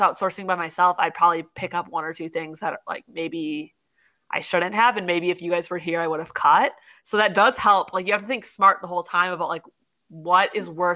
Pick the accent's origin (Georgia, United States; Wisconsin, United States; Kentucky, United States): Wisconsin, United States; moved away; we're both originally from Wisconsin.